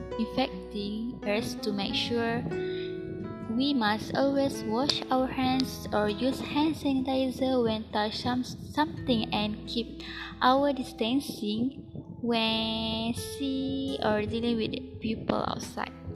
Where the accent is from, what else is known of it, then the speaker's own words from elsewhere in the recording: Malaysia; we as a Malaysian